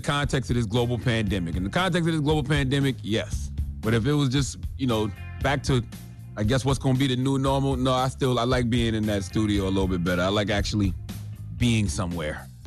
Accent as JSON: {"language": "English", "region": "South Carolina", "country": "United States", "said": "I'm from South Carolina too"}